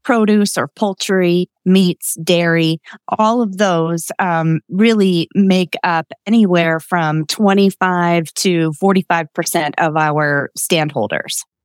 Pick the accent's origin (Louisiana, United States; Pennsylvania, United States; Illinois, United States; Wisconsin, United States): Pennsylvania, United States; Lititz; also born or lived in Mount Joy, Pennsylvania; I grew up in Lititz, um, another, you know, cute landmark in, in our, um, county